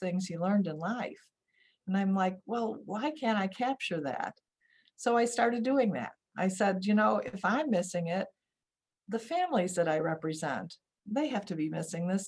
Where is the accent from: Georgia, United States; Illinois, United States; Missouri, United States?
Illinois, United States; Oak Lawn; I grew up on the southwest suburbs of Chicago, Oak Lawn